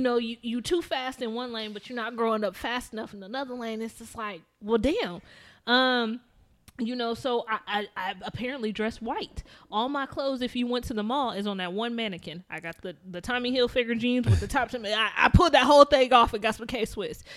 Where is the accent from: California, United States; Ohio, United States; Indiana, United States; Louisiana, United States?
Indiana, United States; South Bend; I'm from South Bend, Indiana